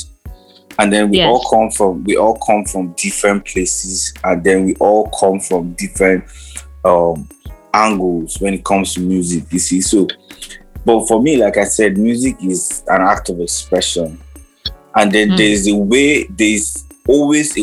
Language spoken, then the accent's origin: English; Jos, Plateau, Nigeria; I'm from Jos